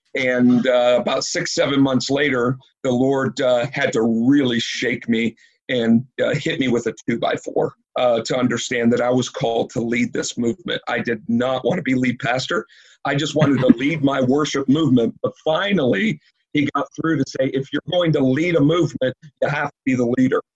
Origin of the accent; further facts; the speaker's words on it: Woodstock, Illinois, United States; I was born and raised in Woodstock, Illinois.